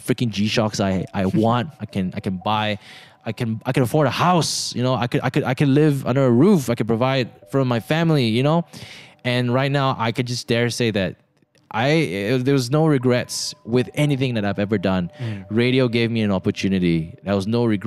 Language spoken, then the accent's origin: English; Subang Jaya, Selangor, Malaysia; I grew up in Subang